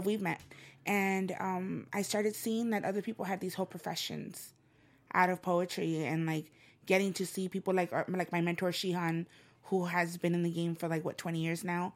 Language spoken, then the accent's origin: English; El Salvador; first language Spanish; English is a second language; now in Los Angeles, United States; I'm from El Salvador and I'm, mangoes are everywhere and on my grandmother's property, they're there. So whenever I think of a mango tree, I think of home.